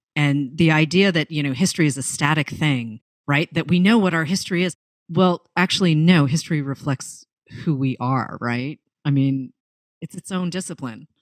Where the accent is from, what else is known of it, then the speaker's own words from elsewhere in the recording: outside of Boston, Massachusetts, United States; moved away as an adult; also born or lived in Los Angeles; now in New York, United States; I grew up outside of Boston